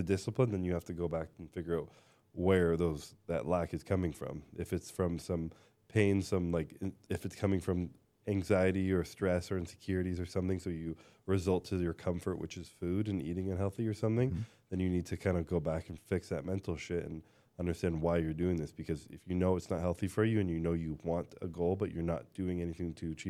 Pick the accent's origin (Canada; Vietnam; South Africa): Canada; I'm Canadian.